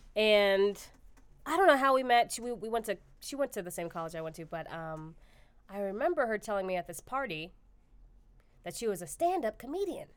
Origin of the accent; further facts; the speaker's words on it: Austin, Texas, United States; moved away as an adult; now in Crown Heights, New York, United States; I'm from Austin, which is, like, that's where people move